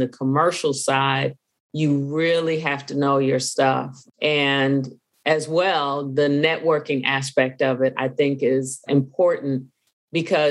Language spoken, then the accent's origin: English; Chicago, Illinois, United States; moved away as an adult; now in Atlanta, United States; I'm originally from Chicago, born and raised in Chicago